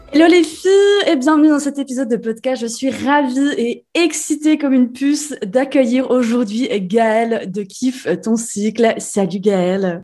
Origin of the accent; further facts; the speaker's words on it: Switzerland; Chez nous en Suisse